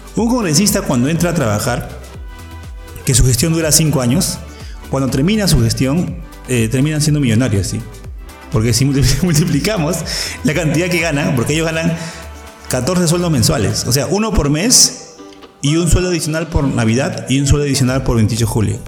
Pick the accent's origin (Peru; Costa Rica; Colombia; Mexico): Peru; ahora somos más, más peruanos